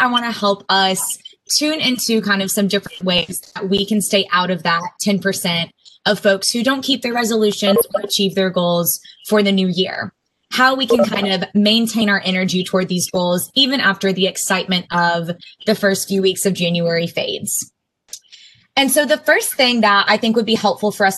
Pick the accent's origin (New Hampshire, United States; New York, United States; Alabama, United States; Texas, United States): Texas, United States; Austin; moved away as an adult; now in Winston-Salem, United States; I am a Texas native. I grew up in Austin.